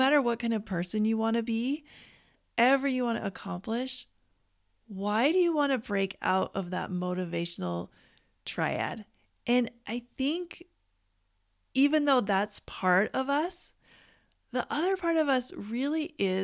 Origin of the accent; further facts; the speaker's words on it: Canada; I grew up in Canada